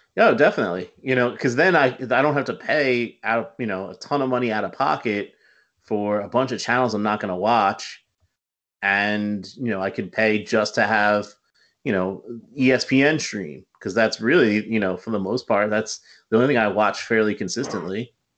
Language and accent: English; Westchester, New York, United States; I'm being from the Westchester area